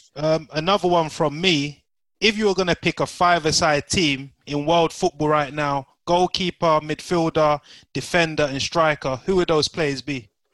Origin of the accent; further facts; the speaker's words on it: Nigeria; we're all Nigerian here